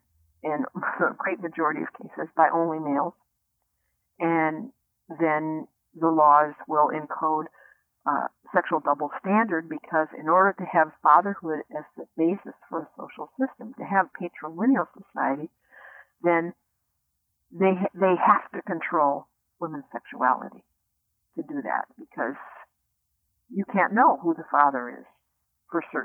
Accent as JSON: {"language": "English", "country": "United States", "tie": "born or raised there", "said": "I grew up in the United States"}